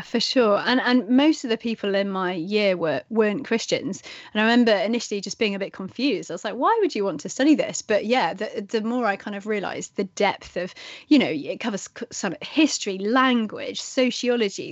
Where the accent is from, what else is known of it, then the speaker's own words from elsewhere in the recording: England, United Kingdom; I'm English